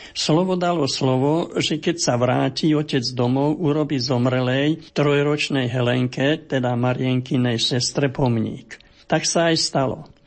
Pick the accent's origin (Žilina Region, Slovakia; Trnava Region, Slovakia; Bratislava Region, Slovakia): Trnava Region, Slovakia; Gáň; Narodil som sa v Gáni